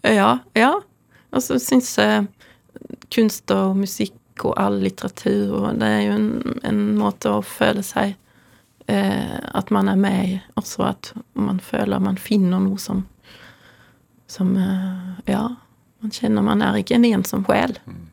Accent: near Louisiana art museum, ferry from Helsingborg, Skåne, Sweden; now in Norway; Jeg er oppvokst nær Luciana kunstmuseum, så jeg var ofte der fra jeg var 15 og fremover

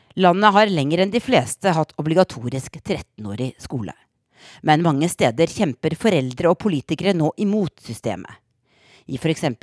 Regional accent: Norway; moved away as an adult; now in Washington, D.C., United States; i tredje klasse hjemme i Norge

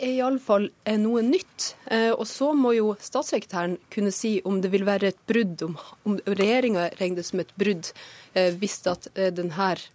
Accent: Troms og Finnmark, Norway; Øst-Finnmark i hjemtraktene mine.

